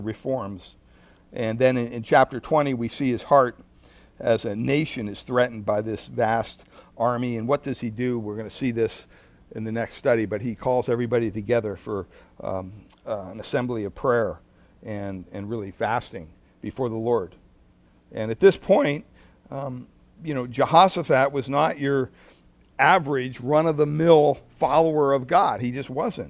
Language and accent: English; Pennsylvania, United States; moved away; growing up on the East Coast in Pennsylvania